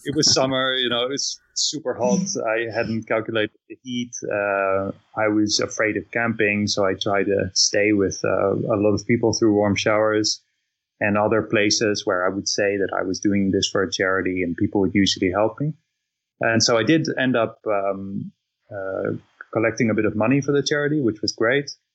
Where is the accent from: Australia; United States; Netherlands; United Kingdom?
Netherlands; I'm, I'm from from Netherlands